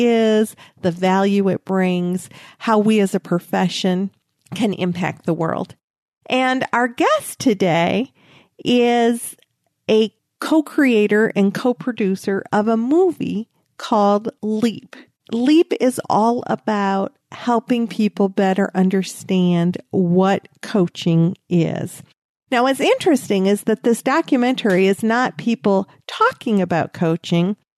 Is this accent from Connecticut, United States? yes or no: no; Michigan, United States; now in Texas, United States; growing up in Michigan